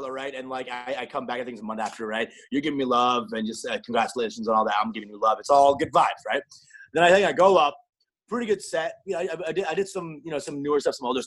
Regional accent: Plano, Texas, United States; also born or lived in Canada; back in my hometown

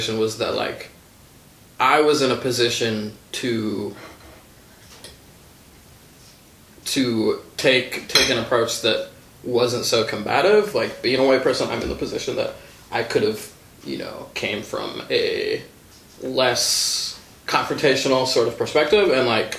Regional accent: Shorewood, Wisconsin, United States; So I grew up in Shorewood. You know, when I moved there when I was 9, and you know, all throughout high school.

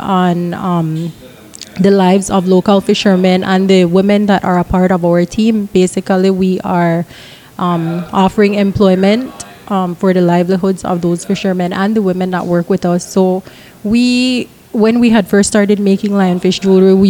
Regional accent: Belize; born and raised in Belize. I've lived all over Belize.

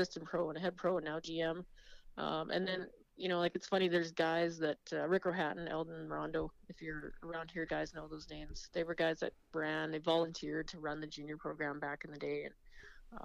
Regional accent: Estevan, Saskatchewan, Canada; I am born and raised in Esteban

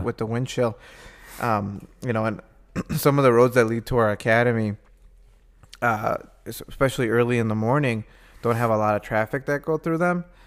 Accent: Midwest, United States; being a Midwesterner

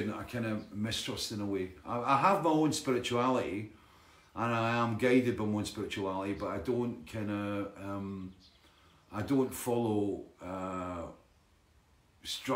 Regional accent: Dalkeith, Scotland, United Kingdom; Dalkeith, my hometown

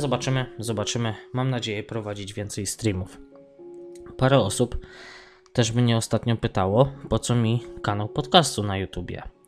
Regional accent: Poland; now in Sligo, Ireland

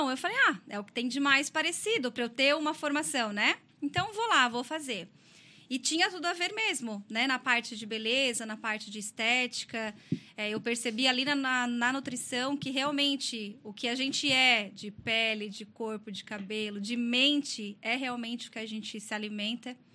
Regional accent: Criciúma, Santa Catarina, Brazil; sou natural aqui de Criciúma mesmo. É, nasci aqui, mas morei em outras cidades, devido ao trabalho do meu pai. E acabamos voltando para cá e aqui eu fiquei.

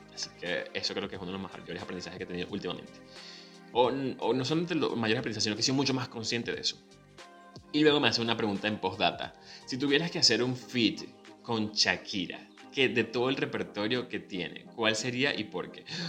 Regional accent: Venezuela; now in Buenos Aires, Argentina

